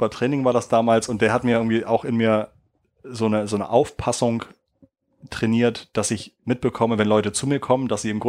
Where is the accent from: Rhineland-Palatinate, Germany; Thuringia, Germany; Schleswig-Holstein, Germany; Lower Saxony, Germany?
Schleswig-Holstein, Germany; ich fahre also gerne mal nach Schleswig-Holstein, wo ich herkomme und fahre auch gerne mal an der Autobahnausfahrt vorbei und fahre einfach weiter.